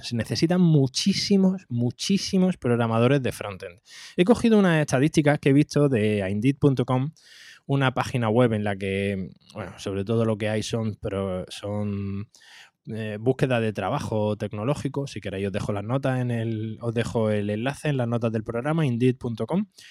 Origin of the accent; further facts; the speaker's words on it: Andalusia, Spain; soy andaluz